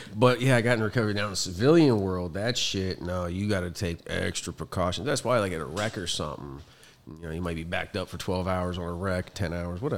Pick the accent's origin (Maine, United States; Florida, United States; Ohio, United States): Ohio, United States; Youngstown; moved away; I'm originally from Ohio, Northeast Ohio, Youngstown, a little, little dead steel city